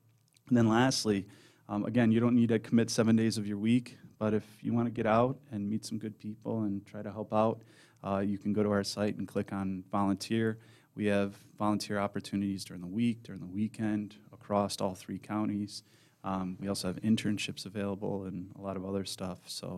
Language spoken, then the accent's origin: English; Madison Heights, United States; And So I grew up in Madison Heights. I went to the Lanphier District.